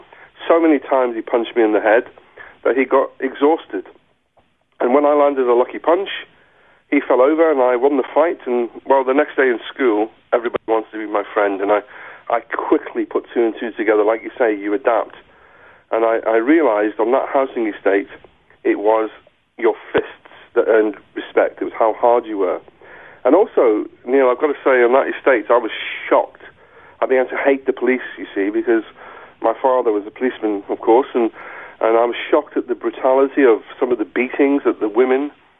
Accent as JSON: {"language": "English", "country": "South Africa", "said": "And both my grandparents died really quickly, and I can just remember this outpouring of grief, and my mum, and obviously her husband wasn't coming back, and he didn't want us to come back to South Africa."}